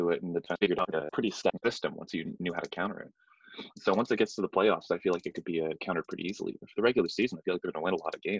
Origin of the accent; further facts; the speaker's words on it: New York, United States; I'm from New York.